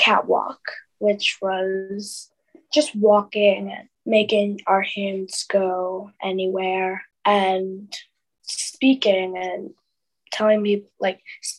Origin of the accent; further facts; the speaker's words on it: Shrewsbury, West Midlands, United Kingdom; One of my awards was being Miss Shrewsbury in my hometown.